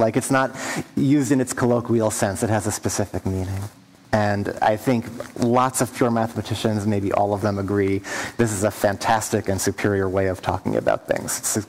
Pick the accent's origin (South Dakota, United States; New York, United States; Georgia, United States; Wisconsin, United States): New York, United States; I'm a mathematician. I'm from New York.